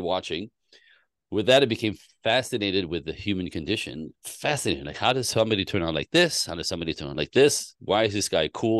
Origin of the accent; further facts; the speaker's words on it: Canada; I was born in Canada.